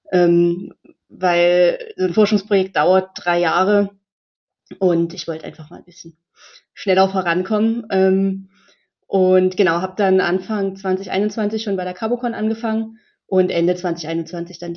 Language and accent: German; Dresden, Saxony, Germany; ich komme aus Dresden, ich wohne schon immer in Dresden, ist eine super schöne Stadt, es gab für mich noch keine Gründe wegzugehen.